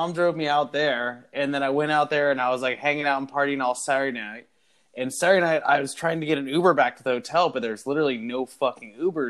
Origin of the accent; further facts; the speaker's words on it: Cincinnati, Ohio, United States; now in Florida, United States; I live in Florida, but like, and I'm saying this for Pete because maybe you don't know. I'm from Cincinnati, Ohio.